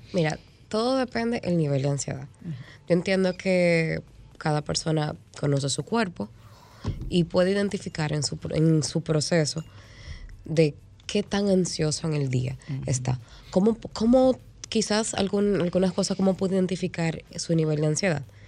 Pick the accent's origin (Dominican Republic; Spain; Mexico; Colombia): Dominican Republic; nosotros como sociedad dominicana